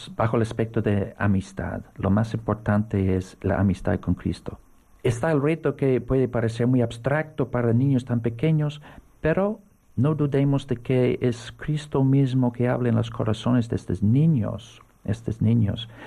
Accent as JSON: {"language": "Spanish", "town": "Navan", "region": "County Meath", "country": "Ireland", "tie": "born or raised there", "second_language": "Spanish", "moved": "yes", "lives_now": "Seville, Spain", "said": "yo nací donde reinaba el archirrey. Es un pueblo pequeño que se llama Navan"}